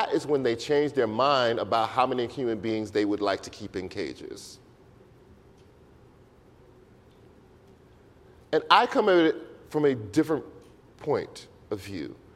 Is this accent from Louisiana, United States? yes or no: yes; Louisiana, United States; I'm from Louisiana